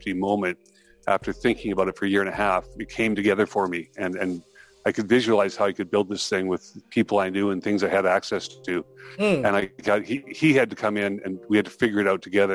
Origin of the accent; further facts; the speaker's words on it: Calgary, Alberta, Canada; I'm from Calgary, Alberta. I was born and raised here, and it's where I'm sitting today